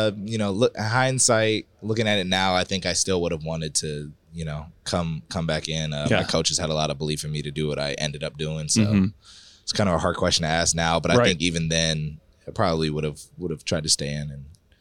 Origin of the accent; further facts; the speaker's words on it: Arizona, United States; I'm from Arizona, so this is a pretty local spot to have club tournaments. I've probably been coming to Vegas since I was 8.